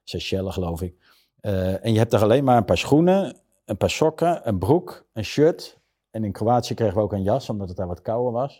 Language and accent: Dutch; Zeist, Utrecht, Netherlands; ik ben wel geboren in Utrecht, maar ik kom uit een heel beschermd gezin uit Zeist